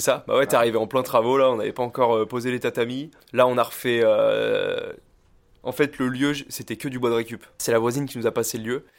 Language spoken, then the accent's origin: French; Île d'Oléron, Nouvelle-Aquitaine, France; also born or lived in La Rochelle; né à La Rochelle, mais j'ai grandi, euh, voilà, j'ai grandi à Oléron